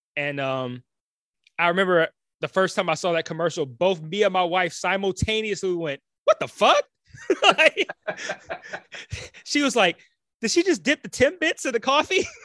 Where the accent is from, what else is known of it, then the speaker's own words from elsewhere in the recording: Detroit, Michigan, United States; moved away; also born or lived in Los Angeles; I'm from Detroit.